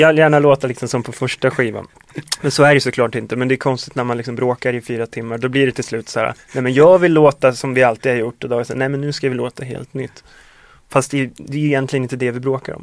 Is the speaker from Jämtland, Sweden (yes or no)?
yes; Östersund, Jämtland, Sweden; moved away; när vi var hemma i Östersund i somras